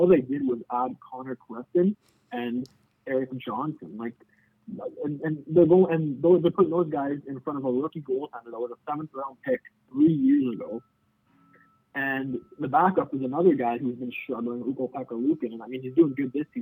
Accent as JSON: {"language": "English", "country": "Canada", "said": "I'm Canadian"}